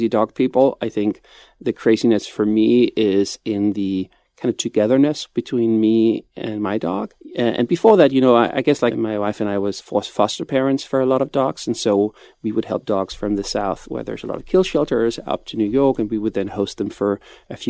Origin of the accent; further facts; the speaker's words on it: Copenhagen, Capital Region of Denmark, Denmark; I'm from Copenhagen